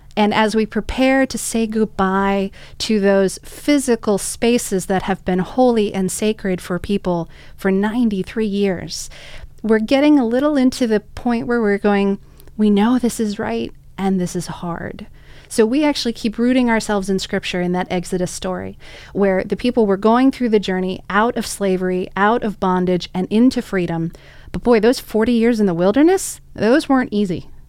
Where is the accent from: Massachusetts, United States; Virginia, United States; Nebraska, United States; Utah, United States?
Virginia, United States; Arlington; I was raised in Arlington